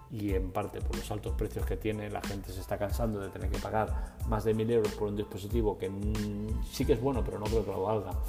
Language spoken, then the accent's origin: Spanish; Cuenca, Castilla-La Mancha, Spain; No soy así, no me sale eh, las pijerías estas, hablar bien en inglés. Yo soy inglés de Cuenca, es lo que hay.